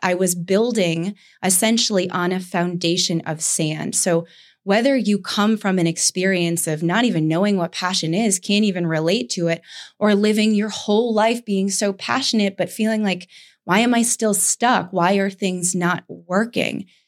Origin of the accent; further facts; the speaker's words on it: Saratoga Springs, New York, United States; moved away; I went back to Saratoga that I had been running from, that's where I grew up in New York